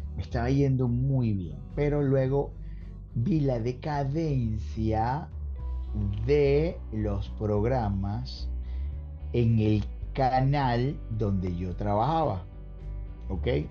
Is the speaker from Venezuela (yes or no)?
yes; Caracas, Capital District, Venezuela; moved away as an adult; also born or lived in Carora, Lara; now in Orlando, United States; nací en, una hermosa ciudad llamada Carora, en el estado Lara. Ya mi viejo y mi vieja ya, ya vivían en Caracas